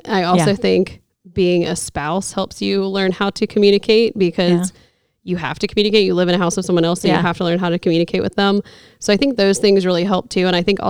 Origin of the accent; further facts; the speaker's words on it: Norfolk, Virginia, United States; moved away as an adult; also born or lived in South Carolina; So I grew up in Norfolk, Virginia. I'm a military brat